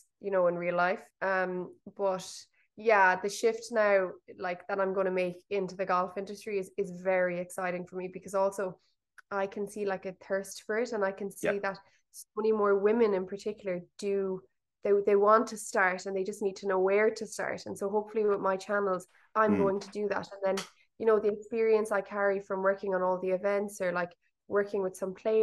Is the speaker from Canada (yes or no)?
no; Limerick, Munster, Ireland; I'm from Limerick